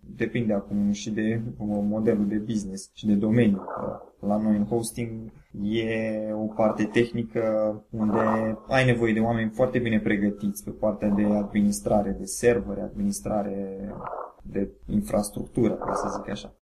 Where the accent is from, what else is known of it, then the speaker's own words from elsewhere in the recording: Bacău, Bacău County, Romania; am 35 de ani, sunt din Bacău